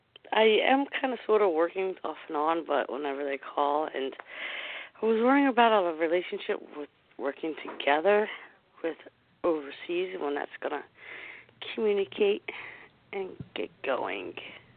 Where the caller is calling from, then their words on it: New Jersey, United States; New Jersey.